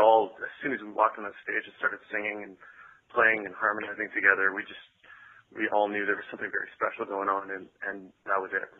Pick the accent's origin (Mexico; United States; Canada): Canada; We're from Canada, and Greg and I actually met here in Vancouver.